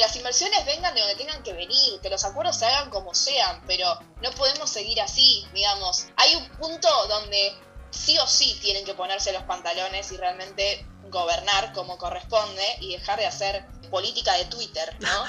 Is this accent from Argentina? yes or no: yes; Argentina; Argentina, desde donde yo estoy hablando